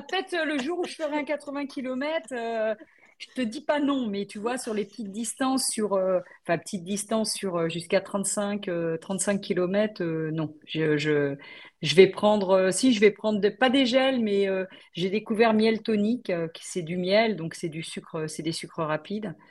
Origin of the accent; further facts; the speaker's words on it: Paris region, Île-de-France, France; also born or lived in Brittany / Belle-Île-en-Mer; je suis originaire de Bretagne, mais bon, mes parents, euh, ils ont dû aller à la capitale pour euh, travailler. Et du coup, bah, moi, j'ai grandi en région parisienne